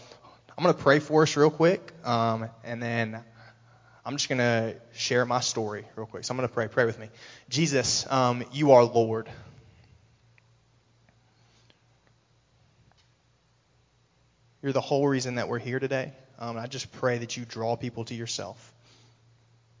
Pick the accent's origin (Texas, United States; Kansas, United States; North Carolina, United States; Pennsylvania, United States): North Carolina, United States; Raleigh; moved away as an adult; I'm from Raleigh, North Carolina originally. I lived there for 20 years. Had a pretty average childhood growing up